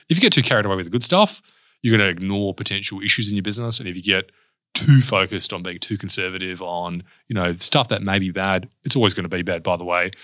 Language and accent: English; Perth, Western Australia, Australia; also born or lived in Mount Pleasant, Perth; I grew up in a suburb called Spearwood